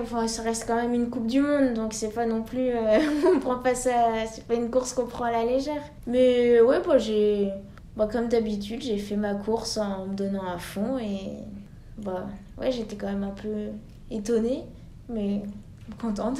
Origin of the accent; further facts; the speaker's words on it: Les Carroz d'Arâches, Auvergne-Rhône-Alpes, France; also born or lived in Annecy; j'ai déménagé en station de ski au Carreau d'Arrache